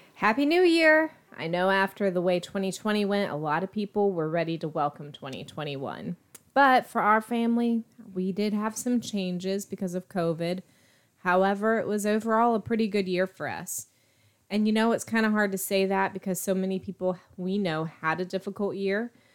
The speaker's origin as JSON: {"language": "English", "region": "East Coast", "country": "United States", "tie": "born or raised there", "moved": "yes", "lives_now": "Texas, United States", "said": "grew up on the East Coast, so I got used to watching the New Year's Eve ball drop in New York every year"}